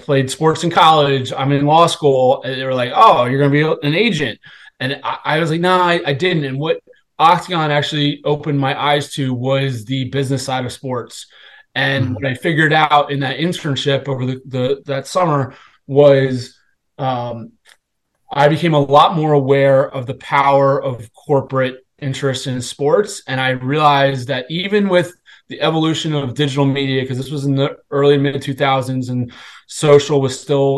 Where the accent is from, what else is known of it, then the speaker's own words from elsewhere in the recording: Washington, District of Columbia, United States; I'm originally from the Washington D.C. area